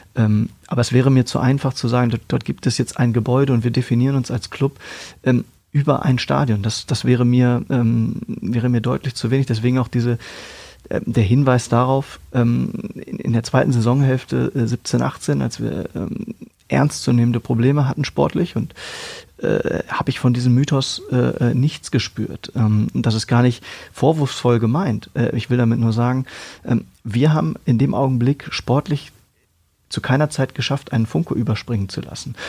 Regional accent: Hanover, Lower Saxony, Germany; Ich in Hannover aufgewachsen bin, im damaligen Niedersachsenstadion.

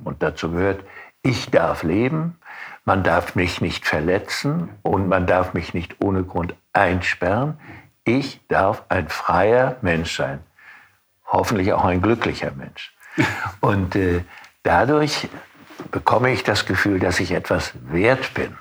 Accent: Rostock, Mecklenburg-Vorpommern, Germany; Stadtjugendpastor in meiner Heimatstadt mhm. Rostock

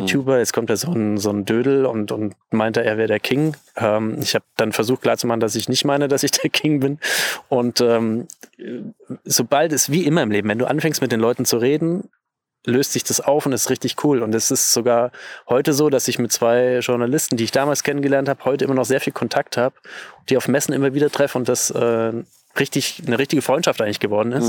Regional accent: Bavaria, Germany; bei uns in Bayern würde man sagen

